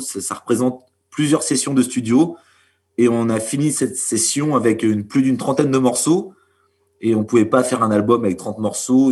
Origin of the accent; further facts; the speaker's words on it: Normandy, France; on est originaire bah, de Normandie et pour certains du Cotentin